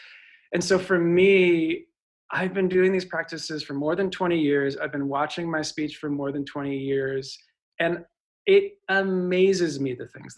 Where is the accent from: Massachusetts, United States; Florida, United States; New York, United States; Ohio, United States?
New York, United States; So I grew up in New York.